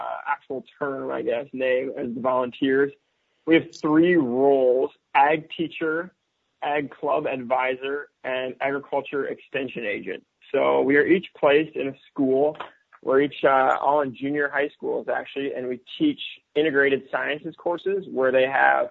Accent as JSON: {"language": "English", "town": "Boyden", "region": "Iowa", "country": "United States", "tie": "born or raised there", "moved": "as an adult", "lives_now": "Ghana", "said": "I grew up in northwest Iowa near Boyden, the small town of Boyden, Iowa, on the family farm"}